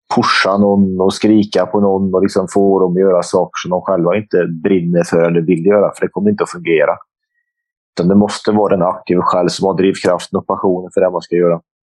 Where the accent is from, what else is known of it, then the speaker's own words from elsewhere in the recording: Forshaga, Värmland, Sweden; farsan och jag hoppade in i bilen hemma i Forshaga